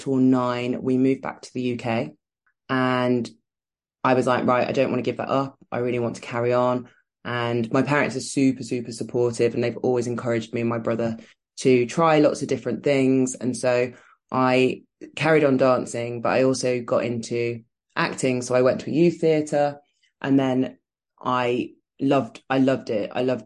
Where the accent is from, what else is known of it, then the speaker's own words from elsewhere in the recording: Canada; also born or lived in Birmingham, United Kingdom; So I am from Birmingham, which is a city in the West Midlands. And I grew up there until I was 4. And then I moved to Canada.